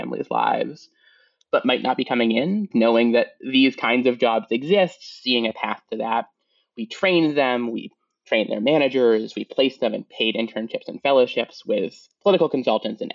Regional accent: Portland, Maine, United States; I grew up in Portland, Maine. So not like real Maine

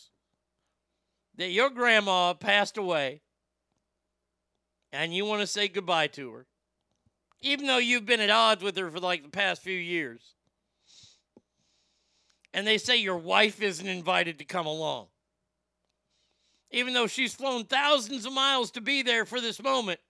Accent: United States; I'm American.

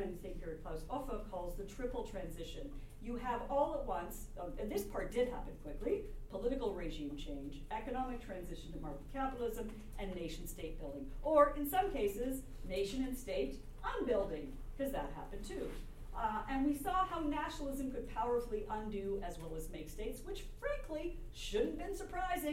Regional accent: Canada; I'm a Canadian

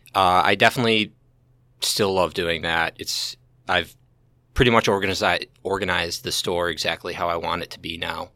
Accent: St. Charles, Missouri, United States; I grew up Saint Charles, uh, been here my whole

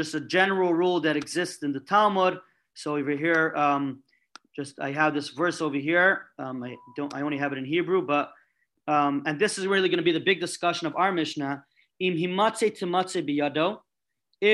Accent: New York City, New York, United States; I'm coming from Brooklyn

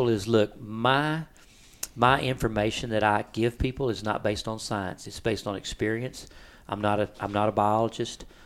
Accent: Rockport, Texas, United States; I'm a fishing guide here, almost 40 years, born and raised in Rockport.

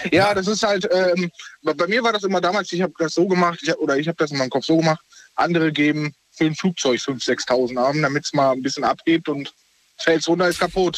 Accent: North Rhine-Westphalia, Germany; moved away as an adult; also born or lived in Bavaria; aus Bayern wieder nach äh, NRW. Mhm. Ähm, zu meiner Heimat

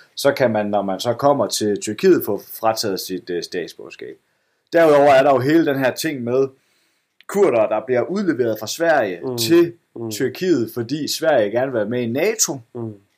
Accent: Esbjerg, Southern Denmark, Denmark; moved away; komme hjem til Esbjerg, hvor jeg er vokset op, hvor, min, hvor mine forældre bor.

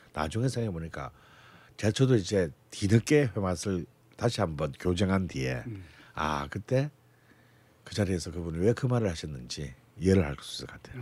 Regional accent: Busan, South Korea; 전 부산 아닙니까?

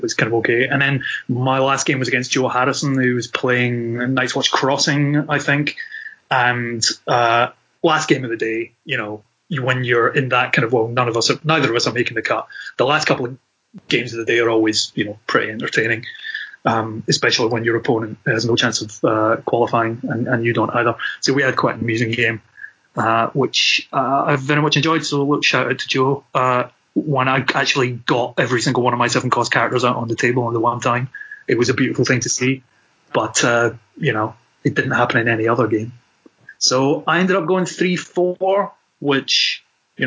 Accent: Scotland, United Kingdom

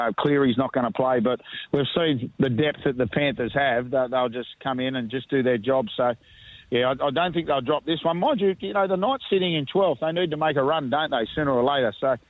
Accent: Leeton, New South Wales, Australia; now in Canberra, Australia; I'm just out in Leeton at the moment, boys. I'm out in my hometown for the fifth year. So being a Leeton boy

